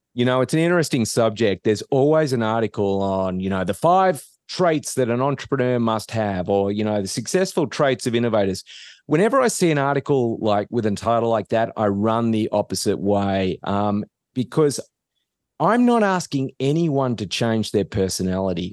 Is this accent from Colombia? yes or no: no; Australia; moved away as an adult; now in United States; I'm not from around here. So, I, I grew up in Australia